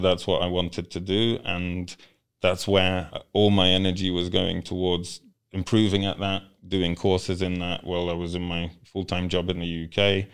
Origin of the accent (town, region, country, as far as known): United Kingdom; born or raised there; English is a second language; also born or lived in Poland; now in Kenya